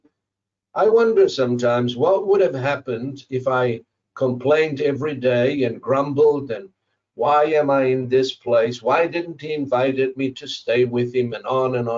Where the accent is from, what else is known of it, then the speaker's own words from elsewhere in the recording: Zimbabwe; moved away as an adult; I came from Zimbabwe, from a double-story house